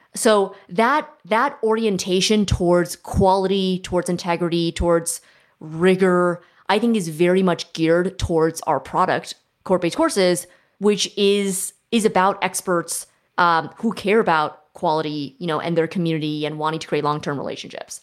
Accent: Silicon Valley, California, United States; I grew up in Silicon Valley

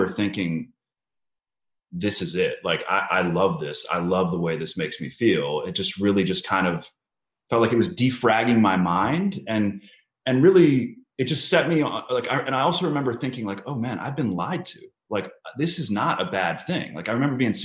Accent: Chevy Chase, Maryland, United States; I grew up in Chevy Chase, Maryland from about the age of 12

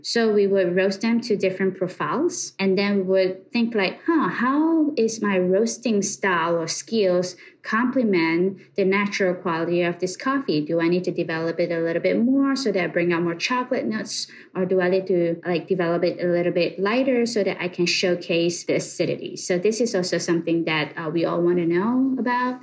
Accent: Malaysia; moved away as an adult; now in New York, United States; born and raised in Malaysia. I came to USA about uh, 10 years ago

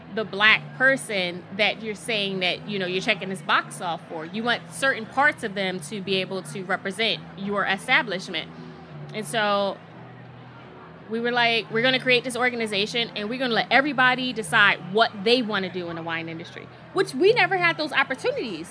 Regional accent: Philadelphia, Pennsylvania, United States; I'm from North Philadelphia

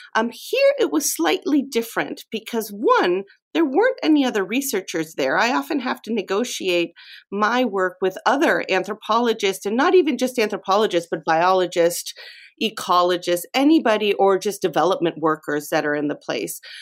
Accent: Mexico; moved away; I grew up in Mexico

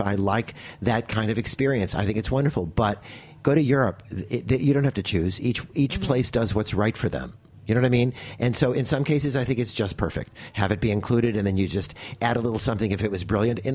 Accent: California, United States; I'm a Californian

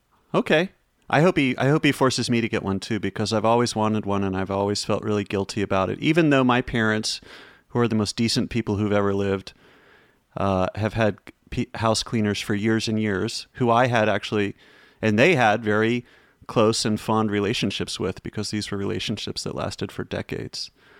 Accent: North Carolina, United States; And I grew up in North Carolina, so I'm sure that the cultural acclimation wouldn't be too traumatic for me.

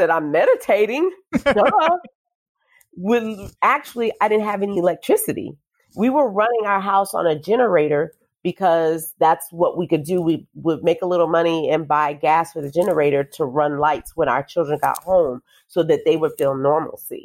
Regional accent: New Orleans, Louisiana, United States; now in Nashville, United States; the street where I grew up on Bullard Avenue in New Orleans

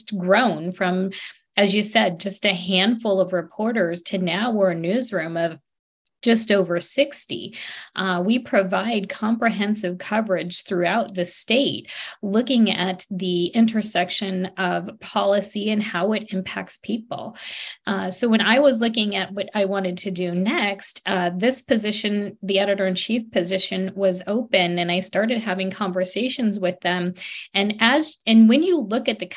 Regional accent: Stockton, California, United States; also born or lived in Colorado / Arizona / San Francisco; I am a native Californian. I was born and raised in Stockton

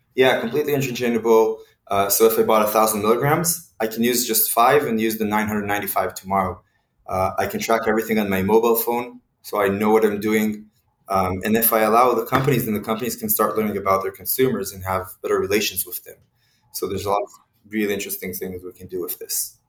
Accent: Israel; moved away; also born or lived in Mexico City / Kyiv; originally, I am from Israel, uh, and in Israel, we all go through the military service

